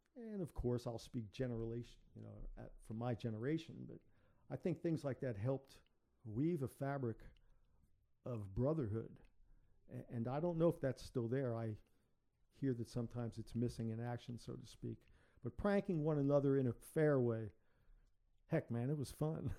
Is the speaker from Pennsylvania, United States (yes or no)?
no; New York City, New York, United States; moved away as an adult; now in Chesterfield, Virginia, United States; I'm from the South Bronx